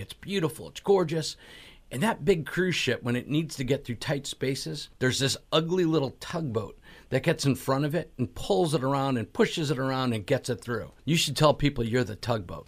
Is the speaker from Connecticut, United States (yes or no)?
yes; Connecticut, United States; I'm from Connecticut as well